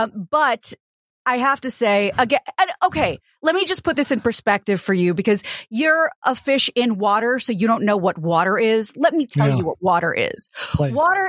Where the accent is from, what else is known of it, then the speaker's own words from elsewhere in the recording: Kansas City, United States; now in Los Angeles, United States; I'm from the Kansas City area of the country.